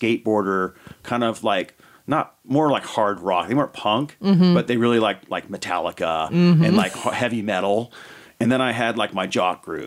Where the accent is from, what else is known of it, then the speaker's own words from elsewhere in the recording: Davis, California, United States; I grew up in Davis, California in the 70s and 80s